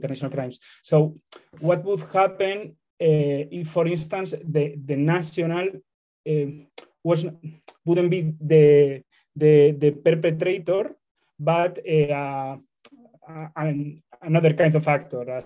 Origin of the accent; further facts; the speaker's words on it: Spain; I am from Spain